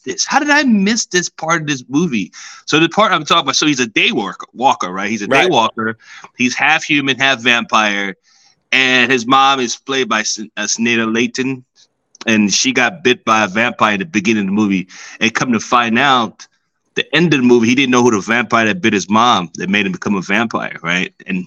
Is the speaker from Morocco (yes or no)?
no; Nigeria; I'm Nigerian